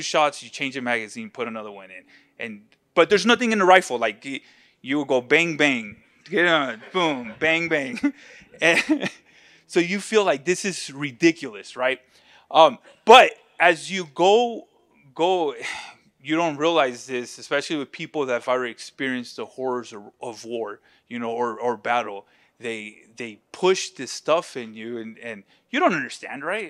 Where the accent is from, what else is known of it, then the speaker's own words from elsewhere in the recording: United States; especially as in American culture